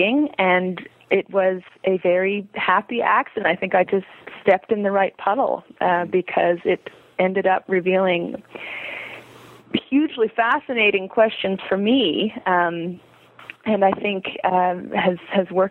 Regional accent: Montreal, Quebec, Canada; I was born and raised in Montreal, Quebec, Canada

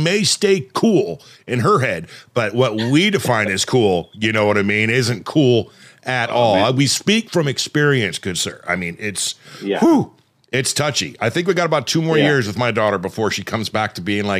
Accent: Ventura County, Southern California, United States; moved away as an adult; also born or lived in Los Angeles County, California; now in Oregon, United States; I'm from SoCal originally, first 30 years of my life, basically Ventura County, just north of LA County, born in LA County

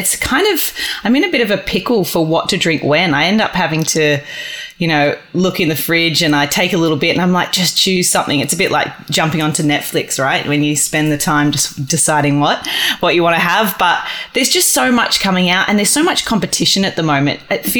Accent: Australia; you know, we're Australian. We want to travel. We want to experience the world.

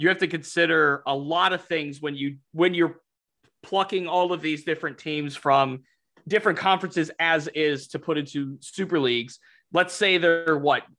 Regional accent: Youngstown, Ohio, United States; I grew up in the Youngstown area

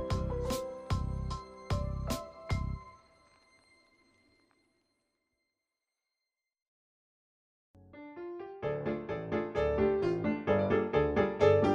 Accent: Wisconsin, United States; moved away; I am from Wisconsin.

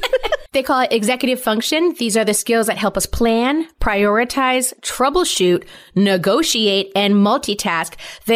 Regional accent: West Greenwich, Rhode Island, United States; I grew up in Rhode Island. I loved it. I loved where I grew up.

